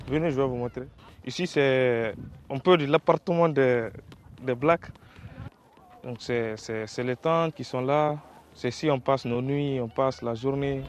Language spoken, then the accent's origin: French; Guinea; also born or lived in Mali / Algeria / Morocco; now in Tunisia; je viens de la Guinée-Conakry